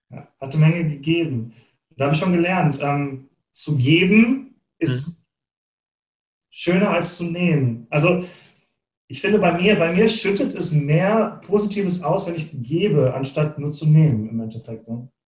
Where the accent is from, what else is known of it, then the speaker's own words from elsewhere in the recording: Bochum, North Rhine-Westphalia, Germany; Ich komme mhm. aus Bochum, ich bin auf Kohle und Stahl geboren sozusagen.